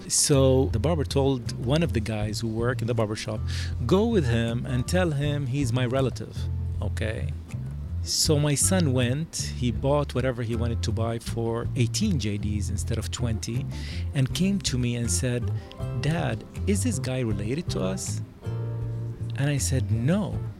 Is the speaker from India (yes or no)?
no; Jerusalem, Palestine; moved away as an adult; also born or lived in United States; now in Jordan; Originally, I'm Palestinian. I was born in Jerusalem, graduated, finished high school from Jerusalem, then came to the U.S. I lived in the U.S. for 22 years, and then went back to Jordan, and now I'm between Jordan and the U.S.